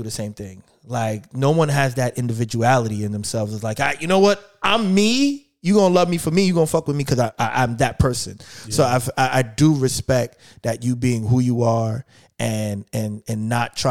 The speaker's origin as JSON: {"language": "English", "region": "New York", "country": "United States", "moved": "yes", "lives_now": "Philadelphia, United States", "said": "I'm originally from New York"}